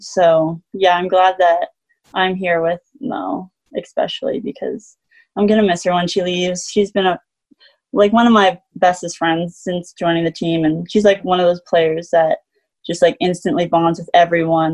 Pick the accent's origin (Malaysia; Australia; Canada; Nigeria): Canada; Manitoba; born or raised there; moved away as an adult; now in Salt Lake City, United States